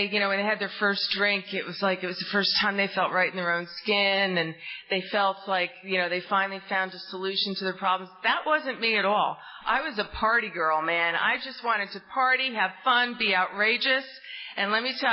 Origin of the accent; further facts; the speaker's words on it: New Jersey, United States; now in Tallahassee, United States; you might sense from my accent, I'm not from down south here, I'm from the great state of New Jersey! And I really grew up in an amazing family